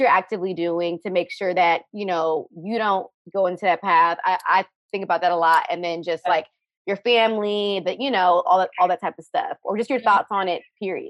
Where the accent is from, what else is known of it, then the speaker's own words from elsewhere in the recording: Kenya; moved away; I'm Kenyan as well.